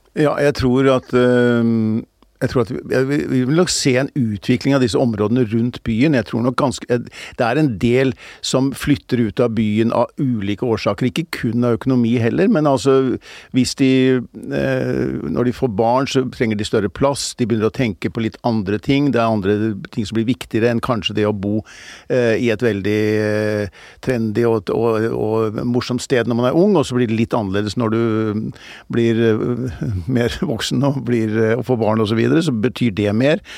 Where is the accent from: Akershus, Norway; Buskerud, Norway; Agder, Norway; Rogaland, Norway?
Akershus, Norway; Bærum; also born or lived in Groruddalen, Oslo; Fortsatte jeg min barndom og ungdom i, i, i, i, Bærum.